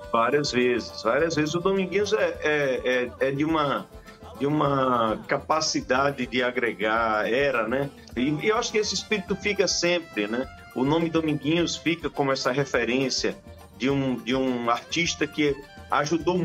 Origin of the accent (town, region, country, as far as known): Riachão do Jacuípe, Bahia, Brazil